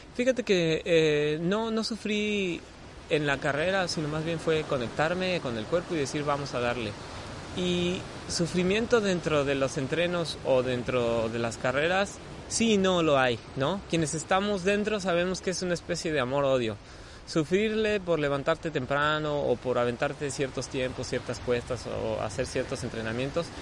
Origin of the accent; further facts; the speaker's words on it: Mexico; yo soy ese mexicano